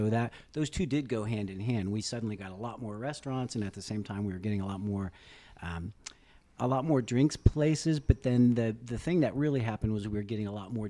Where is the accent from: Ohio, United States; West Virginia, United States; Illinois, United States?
Ohio, United States; Dayton; now in Pittsburgh, United States; I came from Dayton, Ohio, and people felt sorry for me coming to Pittsburgh.